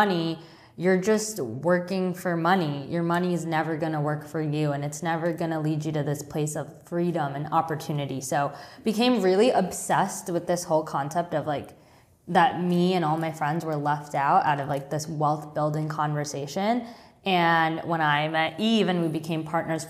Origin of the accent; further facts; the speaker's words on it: Long Island, New York, United States; I grew up on Long Island